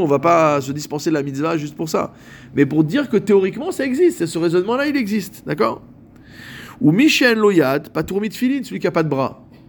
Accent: Morocco; chez nous, au Maroc

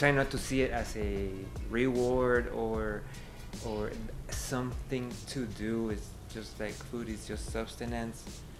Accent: Mexico City, Mexico; now in Chicago, United States; I am 40 years old and I come from Mexico City.

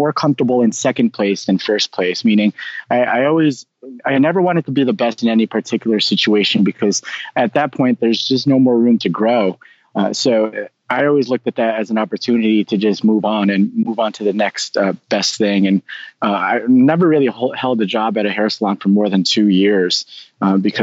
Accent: Nutley, New Jersey, United States; also born or lived in Manhattan, New York; I was born in Manhattan, raised in Nutley, New Jersey, which is just about 10 miles west of Manhattan

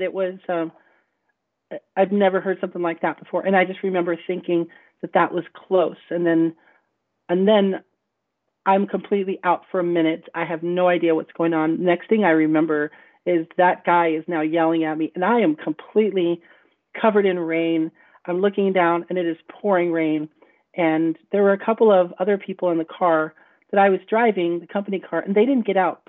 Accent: West Texas, United States; growing up in West Texas, a little border town in West Texas

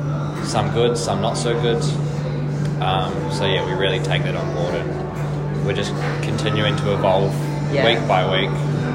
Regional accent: Nelson, New Zealand; born or raised there; moved away; also born or lived in Christchurch, New Zealand

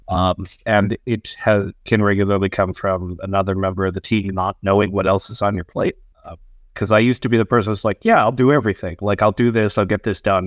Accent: United States; moved away as an adult; now in Sweden; I am a game designer here in Sweden. Uh, I am an American expat

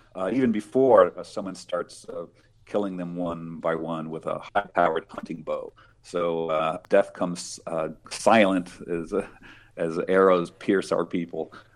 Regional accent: Colorado, United States; I grew up in Colorado

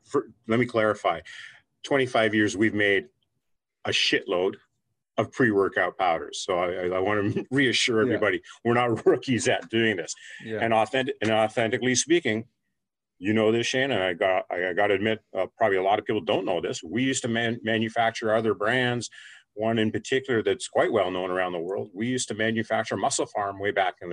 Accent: Canada; I come from Canada

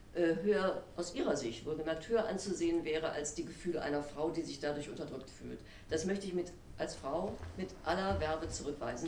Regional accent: Wuppertal, North Rhine-Westphalia, Germany; moved away; also born or lived in Paris / Berlin; ich bin zwar gebürtige Wuppertalerin, aber ich pendel seit geraumer Zeit zwischen Paris und Berlin.

